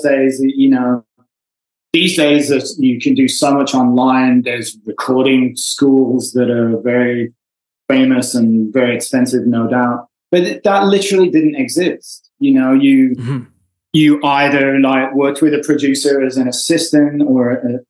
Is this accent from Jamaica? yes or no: no; Wolverhampton, West Midlands, United Kingdom; moved away as an adult; now in Los Angeles, United States; I grew up in a fairly small town in England